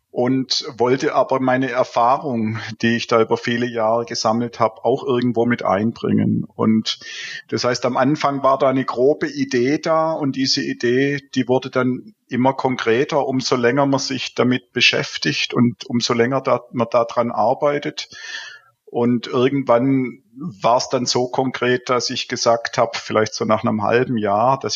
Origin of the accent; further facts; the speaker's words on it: Baden-Württemberg, Germany; now in Cologne, Germany; Wie man hört, äh, bin ich im Schwabenland äh, aufgewachsen und äh, seit 14 Jahren hier in Köln